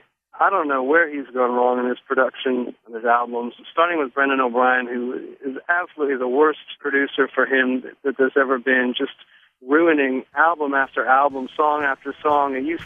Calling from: Nashville, Tennessee, United States; I'm from Nashville.

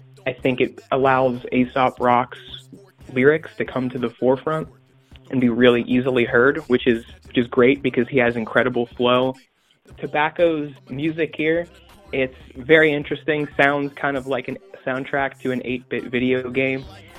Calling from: Lewes, Delaware, United States; I'm calling from Lewis, Delaware.

